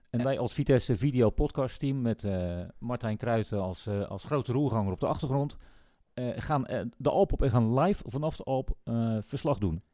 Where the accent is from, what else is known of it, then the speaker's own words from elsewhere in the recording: Netherlands; wij, wij wel directer als Nederlanders